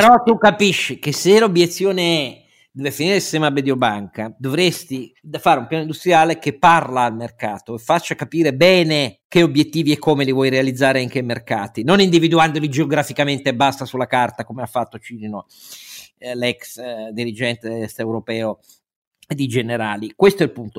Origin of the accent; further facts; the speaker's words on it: Piedmont, Italy; io sono piemontese